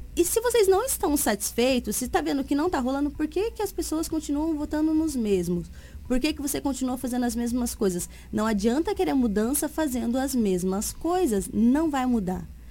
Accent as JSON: {"language": "Portuguese", "region": "São Paulo", "country": "Brazil", "tie": "born or raised there", "moved": "yes", "lives_now": "Sinop, Brazil", "said": "sou natural de São Paulo e Mato Grossense por opção"}